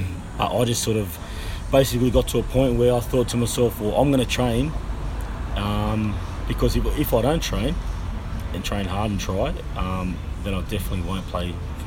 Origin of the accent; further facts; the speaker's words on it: Sydney, New South Wales, Australia; I grew up in the inner city, the South Sydney sort of area.